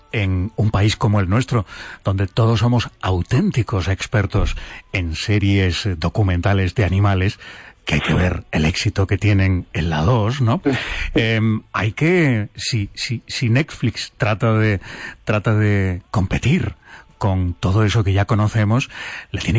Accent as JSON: {"language": "Spanish", "country": "Spain"}